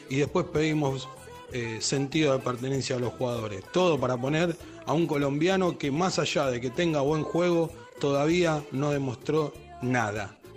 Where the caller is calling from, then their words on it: Lanús, Buenos Aires Province, Argentina; de Lanús.